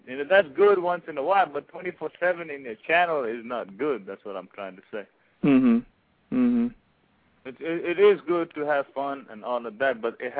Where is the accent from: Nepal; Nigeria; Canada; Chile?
Nepal